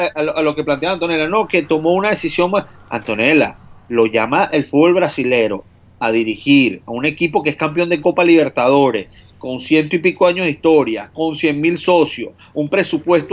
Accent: Venezuela; moved away; Trabajar en el fútbol fuera de Venezuela, siendo venezolano

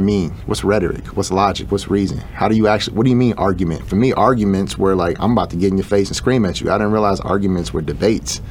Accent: Chicago, Illinois, United States; I grew up in Chicago

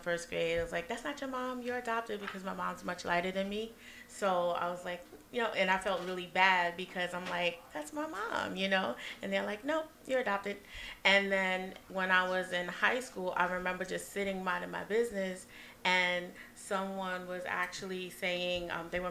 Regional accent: New York City, New York, United States; also born or lived in Brooklyn, New York; I was born in Brooklyn, but we moved to Queens after, so I represent Queens. Queens at heart

